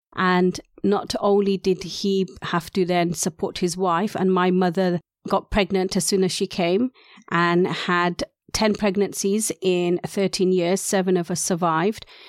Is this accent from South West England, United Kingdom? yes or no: yes; Gloucester, South West England, United Kingdom; first language Urdu; also born or lived in London / Gujarat, India; we had moved down from London where I was initially born. So Gujarati was the main language in the Indian culture of Gloucester.